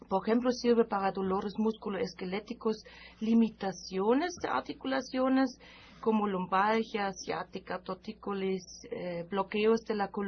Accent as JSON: {"language": "Spanish", "country": "Germany", "second_language": "Spanish", "moved": "as an adult", "lives_now": "Mexico", "said": "una especialidad que traje de mi país, de Alemania"}